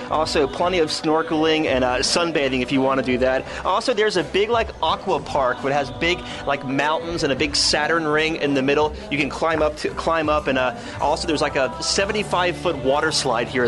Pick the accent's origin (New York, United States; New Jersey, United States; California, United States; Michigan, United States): California, United States; San Diego; now in Florida, United States; I'm from San Diego, California, but now I live in Florida.